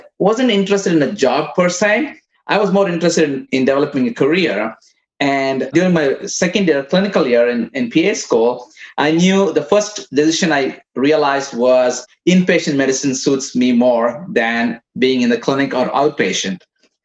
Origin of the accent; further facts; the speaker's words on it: India; moved away as an adult; also born or lived in Midwest, United States; now in United States; I came from India as a physical therapist. I came in 1994. I worked in as a physical therapist in India for a couple of years before I came here.